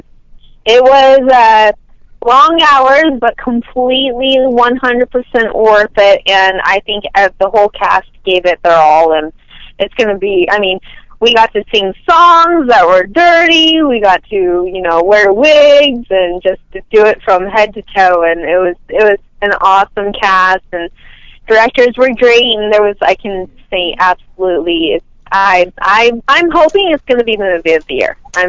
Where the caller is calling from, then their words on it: Los Angeles, California, United States; from Los Angeles, California.